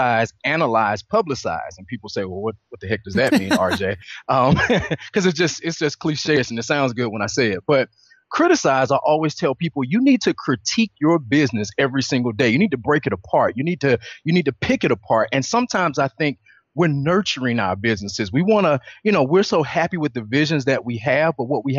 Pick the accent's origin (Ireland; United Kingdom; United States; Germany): United States; Atlanta, Georgia; I'm originally from Atlanta, Georgia